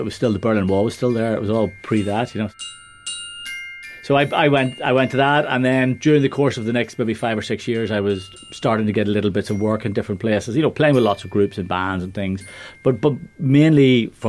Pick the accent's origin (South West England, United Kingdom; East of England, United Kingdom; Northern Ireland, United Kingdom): Northern Ireland, United Kingdom; Belfast; I was born in Belfast in 1959